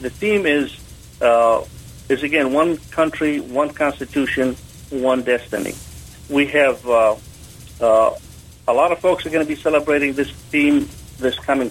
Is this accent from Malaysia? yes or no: no; Jordan; now in United States; I was born in Jordan, which is a small country there in the Middle East.